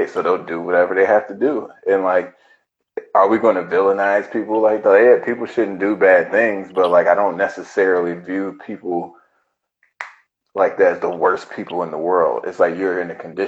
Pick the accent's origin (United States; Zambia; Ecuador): United States; as an American